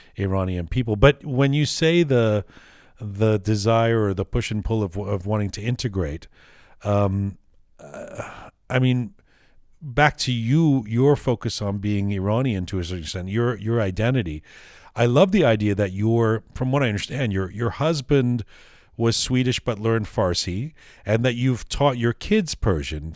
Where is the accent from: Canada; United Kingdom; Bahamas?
Canada; growing up as a as a liberal or sort of lefting left wing kid, you know, for me it was always in Canada